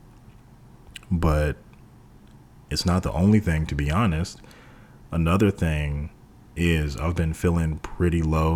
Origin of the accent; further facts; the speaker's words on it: Texas, United States; moved away; whenever I returned to Texas